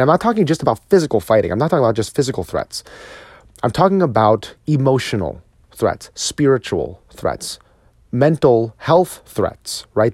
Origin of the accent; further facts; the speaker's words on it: New Jersey, United States; now in Texas, United States; my home state of New Jersey